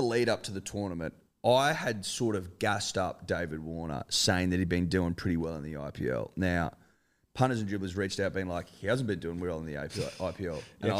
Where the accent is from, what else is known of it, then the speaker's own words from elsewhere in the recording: Australia; We're born and reared here, bruh.